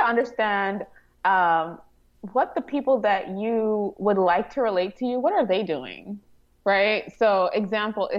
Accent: Trinidad & Tobago; moved away; I am from Trinidad and Tobago. So I was born in the Caribbean and I have an accent.

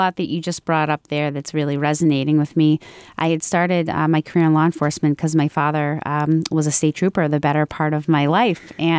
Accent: Franklin, United States; I started here in Franklin, in my hometown.

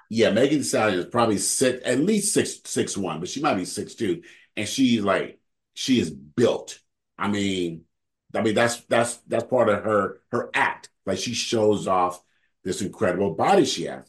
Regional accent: California, United States; I'm from California

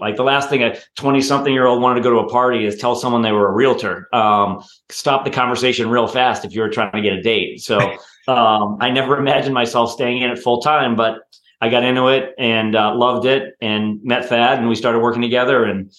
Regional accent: just outside of Boston, Massachusetts, United States; moved away as an adult; now in Chicago, United States; So I grew up just outside of Boston. So I'm East Coast by birth and lived there basically through high school and then college. I took a job and randomly ended up in the Chicagoland area when I got out of college and just kind of stayed.

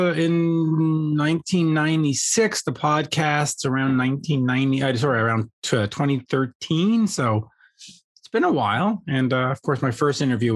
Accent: Montreal, Quebec, Canada; I grew up on the outskirts of Montreal, in the suburbs of Montreal

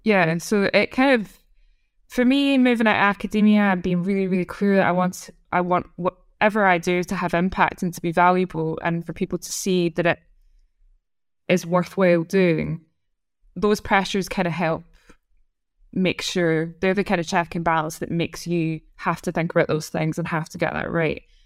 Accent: Scotland, United Kingdom; accent: Scottish; moved away; as a Scottish person

